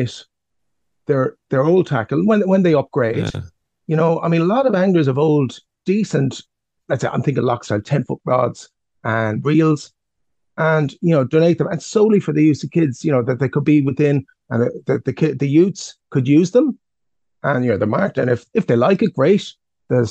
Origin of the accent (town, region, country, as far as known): Ireland